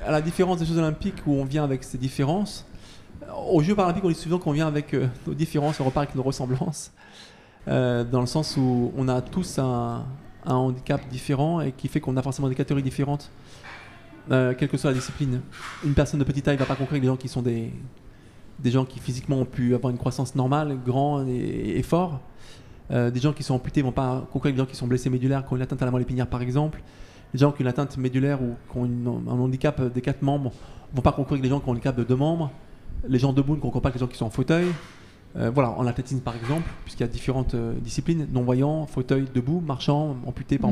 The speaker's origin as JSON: {"language": "French", "area": "Isère", "region": "Auvergne-Rhône-Alpes", "country": "France", "said": "je suis de l'Isère"}